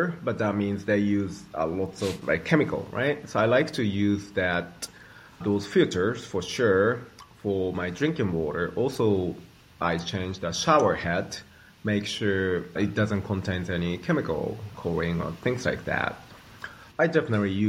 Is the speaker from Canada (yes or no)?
no; Japan; I grew up in Japan